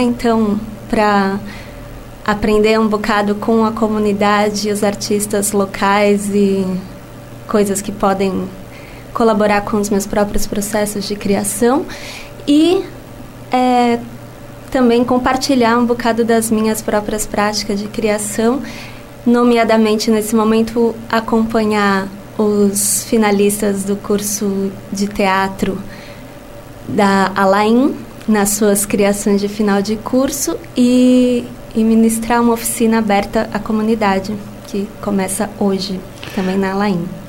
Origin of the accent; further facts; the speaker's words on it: São Paulo, Brazil; moved away as an adult; now in Lisbon, Portugal; eu sou brasileira de São Paulo, capital, e vivo em Lisboa há cinco anos.